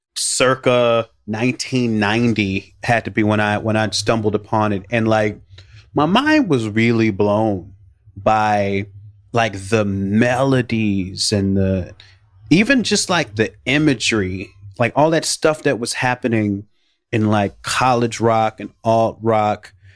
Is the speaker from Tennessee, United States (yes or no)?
no; Chicago, Illinois, United States; I grew up in the Black American ghetto on the south side of Chicago